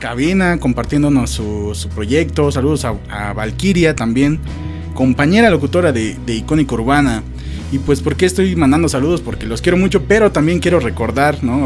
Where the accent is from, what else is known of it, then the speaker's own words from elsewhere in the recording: Mexico City, Mexico; de allá somos, de Iztapalapa